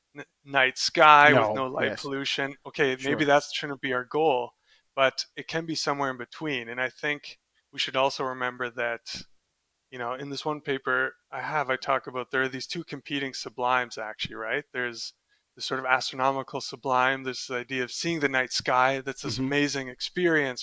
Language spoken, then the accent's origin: English; Canada; moved away as an adult; also born or lived in Delft, Netherlands; I'm also Canadian